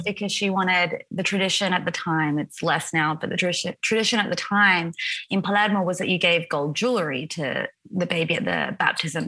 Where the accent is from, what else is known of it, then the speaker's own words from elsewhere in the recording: Wollongbar, New South Wales, Australia; moved away as an adult; also born or lived in Sydney, Australia; now in Italy; I grew up in Wollongbar, which is a tiny little town of about, I think it's a couple thousand people, maybe it's bigger now, in Ballinashire, which is right beneath Byron Bay.